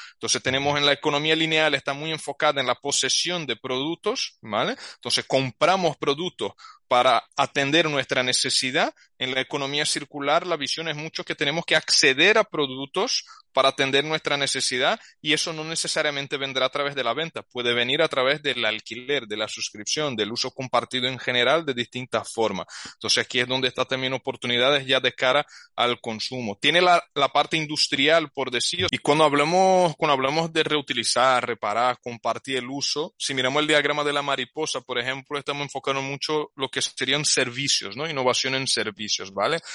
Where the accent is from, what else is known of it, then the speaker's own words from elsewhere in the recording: Brazil; Spanish is a second language; now in Spain; Yo soy brasileño, pero llevo tiempo viviendo aquí.